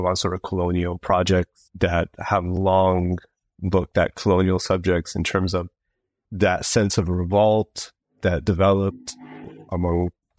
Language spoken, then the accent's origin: English; Berlin, Germany; also born or lived in Montreal, Canada; now in United Kingdom; So I was born in Canada, but I was raised in Berlin in Germany. And then I went back to Montreal, the city where I was born, to do my studies.